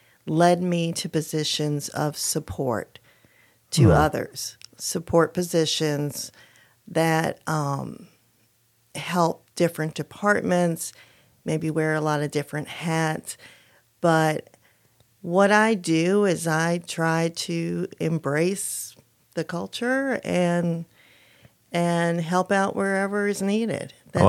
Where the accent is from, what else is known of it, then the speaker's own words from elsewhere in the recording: New York, United States; Upstate New York.